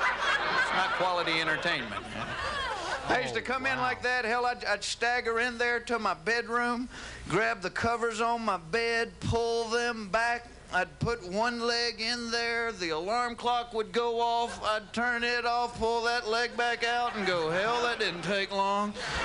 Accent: the South, United States; accent: Southern; That is the truth. I am from the South. Anybody else from the South?

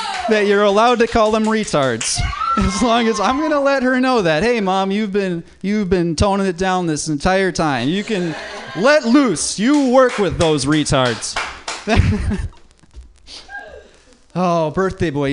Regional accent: Minnesota, United States; moved away; I'm not from LA. I'm from Minnesota

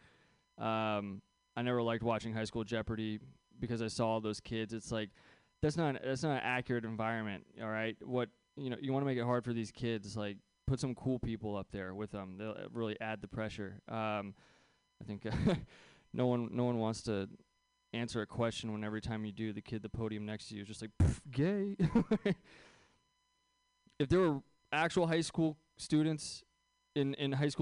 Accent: the Bay Area, just south of San Francisco, California, United States; I grew up here in the Bay Area, so it's a weird place to go to Catholic school. Especially when you're like just south of San Francisco

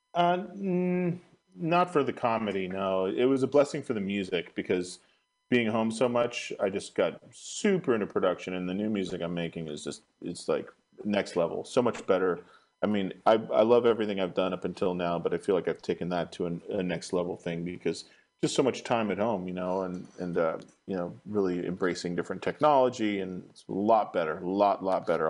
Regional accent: Marin County, California, United States; also born or lived in San Francisco, United States; I was raised in Marin County, and then I moved back to the city

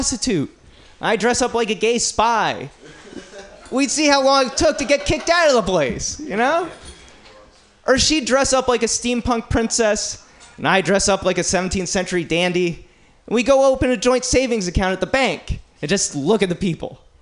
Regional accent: New Jersey, United States; now in San Francisco, United States; East Coast, growing up in Jersey

